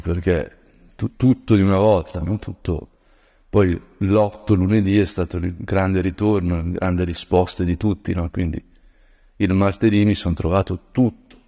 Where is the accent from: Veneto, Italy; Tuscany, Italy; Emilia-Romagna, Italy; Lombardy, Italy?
Lombardy, Italy; Brianza; da Brianzolo